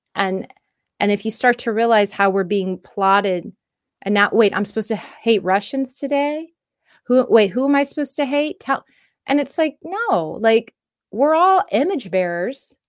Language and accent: English; United States; us as the American people